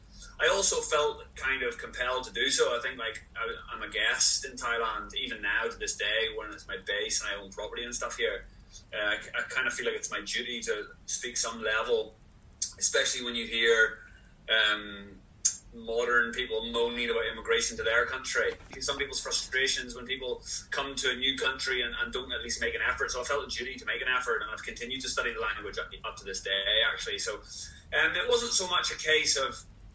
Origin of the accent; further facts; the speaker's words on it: Ireland; moved away as an adult; also born or lived in England; I'm Irish, but I went to university in England. So I'd already left home at 18